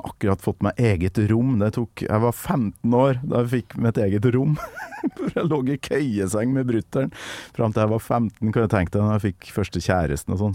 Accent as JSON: {"language": "Norwegian", "country": "Norway", "said": "på Kolverøy, der jeg kommer fra"}